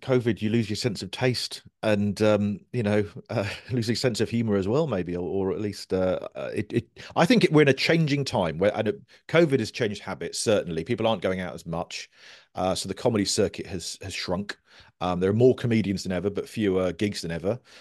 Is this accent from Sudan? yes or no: no; Guildford, South East England, United Kingdom; also born or lived in Cornwall; I moved up here when I was five, so I'm, I'm kind of more Guildford than, than Cornwall